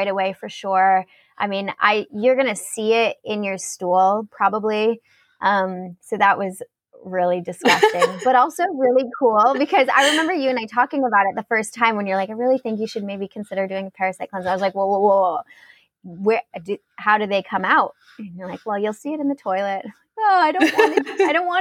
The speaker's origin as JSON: {"language": "English", "country": "United States", "said": "I'm like an American"}